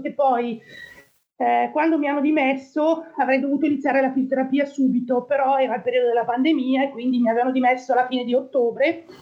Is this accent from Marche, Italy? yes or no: no; Monza, Lombardy, Italy; moved away as an adult; now in Antrim, United Kingdom; sono nato a Monza nel 1968, quindi ho 54 anni e mi trovo in eh, Irlanda del Nord dal 2012